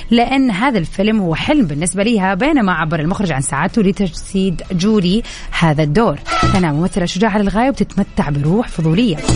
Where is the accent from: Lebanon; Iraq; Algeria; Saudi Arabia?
Saudi Arabia; Riyadh, Riyadh Province; now in Jeddah, Saudi Arabia; يعني من مواليد الرياض فعشت في الرياض فتره من عمري طويله وبعدين سكنت في جده